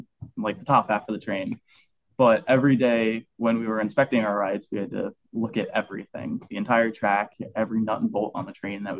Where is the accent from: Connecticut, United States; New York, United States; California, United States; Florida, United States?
Florida, United States; Orlando; I grew up born and raised in Orlando